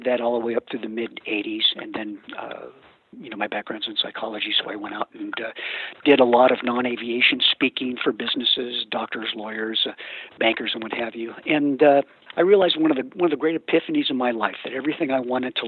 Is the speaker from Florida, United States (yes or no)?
no; Northern California, United States; I grew up in Northern California